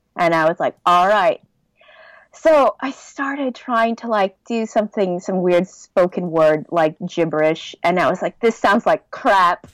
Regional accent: Southern California, United States; moved away as an adult; also born or lived in Los Angeles, United States / Oregon, United States / Seoul, South Korea; now in Belgium; I was born and raised in Southern California

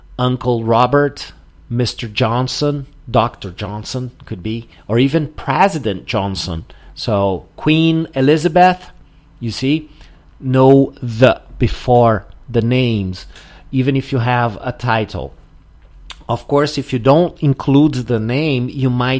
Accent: southern Brazil, Brazil; now in Porto Alegre, Brazil; here in the south of Brazil, normally we use the article

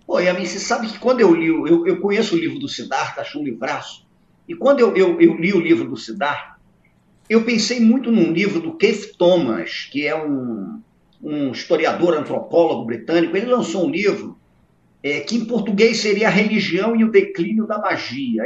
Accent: Brazil; eu cresci num Brasil extraordinário

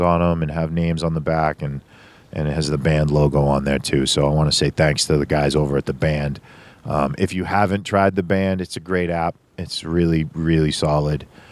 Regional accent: Boston, Massachusetts, United States; I'm from Boston

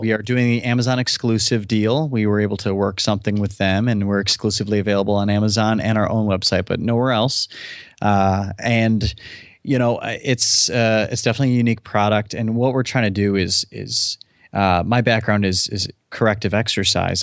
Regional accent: United States; I was born in the United States

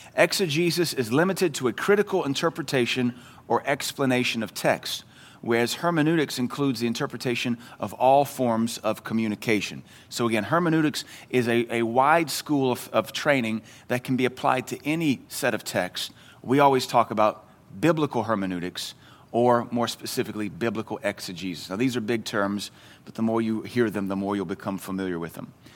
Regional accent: the South, United States; in the South, we call it agape, but it's pronounced agape

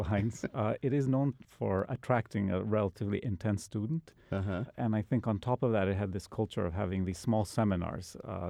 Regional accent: Bolivia; You know, I'm originally from South America, from Bolivia.

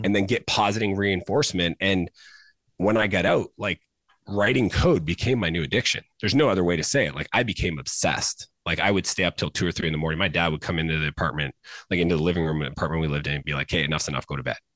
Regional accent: Canada; I grew up in Canada.

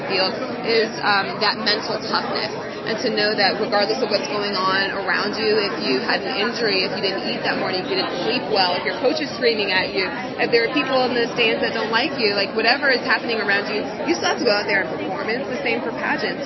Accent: Charlotte, North Carolina, United States; I'm from Charlotte, North Carolina

